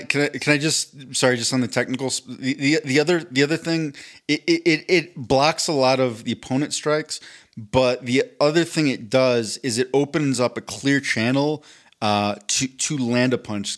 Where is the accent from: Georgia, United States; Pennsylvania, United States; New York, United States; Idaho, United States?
Pennsylvania, United States; Philadelphia; moved away; I was raised in Philadelphia